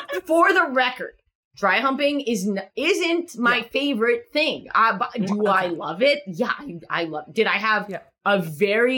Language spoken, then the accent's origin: English; New York, United States; I'm from New York